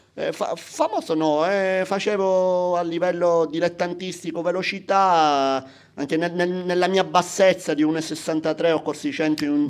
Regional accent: Palermo, Sicily, Italy; Casa mia è di fronte all'ippodromo a Palermo

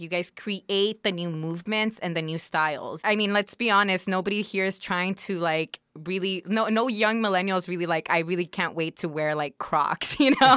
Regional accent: Los Angeles, California, United States; I'm from Wilmington, but when people are like, "Where are you from?" I'm from L

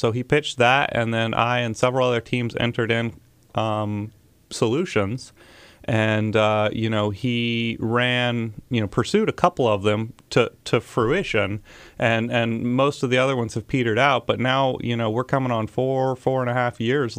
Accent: Huntsville, Alabama, United States; also born or lived in Mississippi; I am originally here from Huntsville

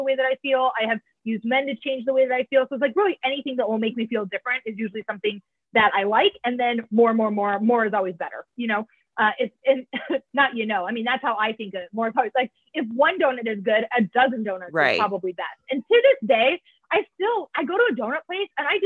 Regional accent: Iowa, United States; We grew up in Iowa

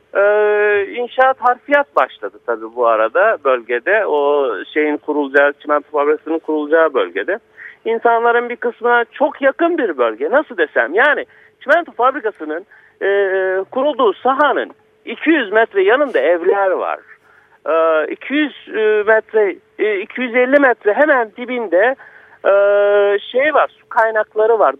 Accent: Karasu, Sakarya, Turkey; Paralı diye bir köydenim ben

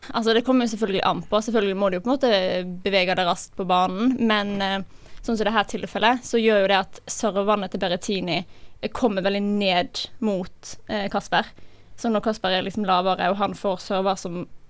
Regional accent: Odda, Vestland, Norway; 23 år, fra Odda i Hardanger

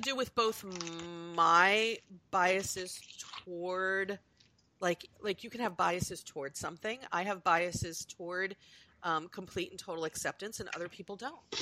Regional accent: United States; I'm Euro American, I'm US born

